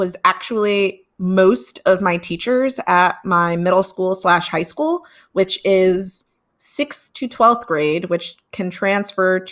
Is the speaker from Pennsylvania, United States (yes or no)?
no; New York City, New York, United States; I am from Brooklyn, New York, born and raised